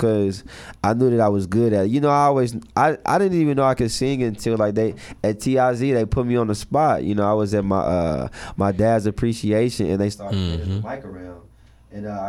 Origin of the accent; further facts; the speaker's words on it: Little Rock, Arkansas, United States; Born and raised in Little Rock, Arkansas.